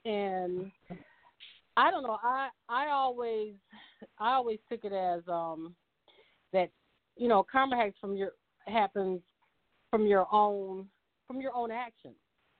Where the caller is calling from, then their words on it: Ann Arbor, Michigan, United States; I'm actually calling from Michigan, from Ann Arbor